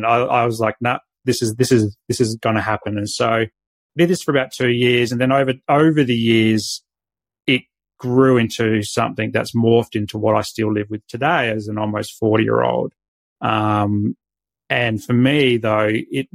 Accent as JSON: {"language": "English", "town": "Adelaide", "region": "South Australia", "country": "Australia", "tie": "born or raised there", "moved": "yes", "lives_now": "Sunshine Coast, Australia", "said": "I was born in Adelaide"}